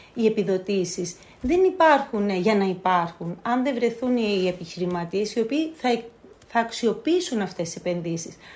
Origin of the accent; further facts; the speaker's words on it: Lemnos, North Aegean, Greece; τον τόπο μου